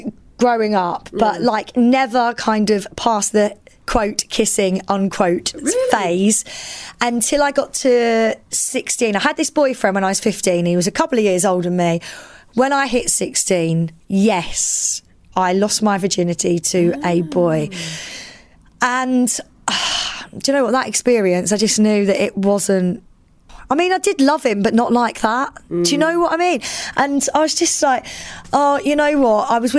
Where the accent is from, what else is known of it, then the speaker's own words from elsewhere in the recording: East of England, United Kingdom; I identify as a female lesbian. Growing up in Essex, it was very much like I was with the popular girls all the time at school